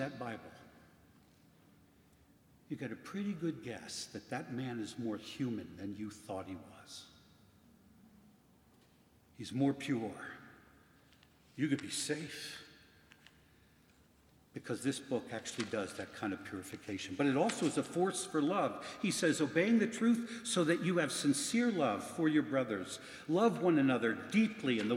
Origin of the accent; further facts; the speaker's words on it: Philadelphia, Pennsylvania, United States; my hometown of Philadelphia